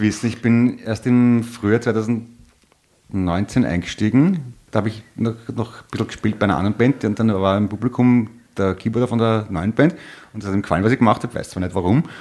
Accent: Vienna, Austria; bin aus Wien

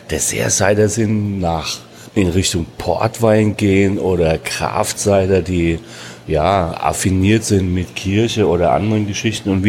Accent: Hesse, Germany; born there; Ich als geborener Hesse muss nach Amerika fahren, um mal wieder ein Äpple zu kriegen.

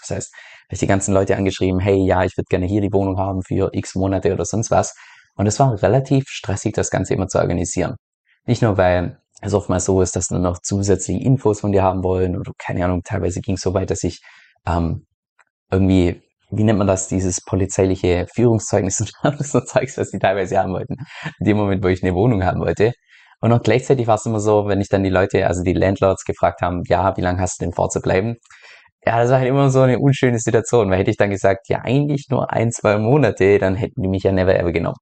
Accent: Germany; moved away as an adult; aus Deutschland ausgewandert bin

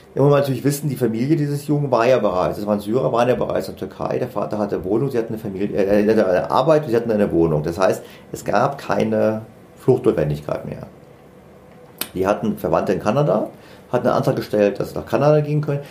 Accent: Germany; wir Deutschen

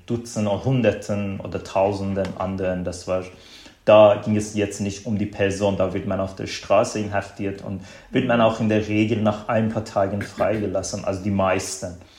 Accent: small town in northwestern Iran, Iran; German is a second language; moved away as an adult; now in Germany; Mein Leben im Iran war eigentlich mindestens bis zum Studium ganz äh, typisch für einen, äh, einen Mann in äh, einem schiitischen Straight Man in einem äh, in einem mm, kleinen in einer Kleinstadt im nordwestlichen Iran.

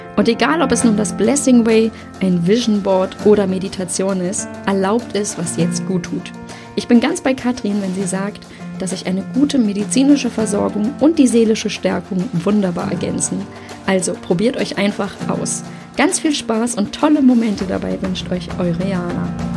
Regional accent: Berlin, Germany; ich komme ja nun aus Berlin-Friedrichshain

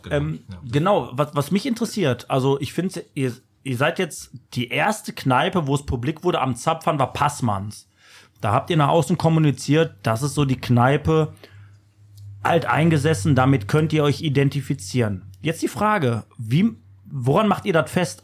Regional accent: Germany; wir sind Deutsche

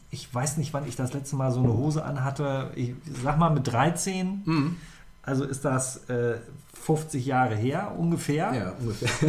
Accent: Harz, Germany; Ich komme quasi aus dem Harz.

